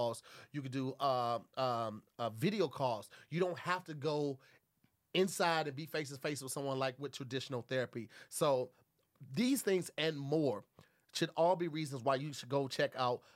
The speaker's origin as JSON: {"language": "English", "region": "Midwest", "country": "United States", "moved": "yes", "lives_now": "West Coast, United States", "said": "I'm from the Midwest"}